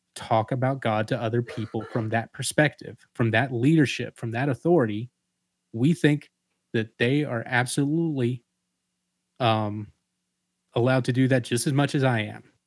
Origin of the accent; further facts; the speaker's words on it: Atlanta, Georgia, United States; moved away as an adult; also born or lived in Savannah, Georgia; now in Macon, United States; I grew up in Atlanta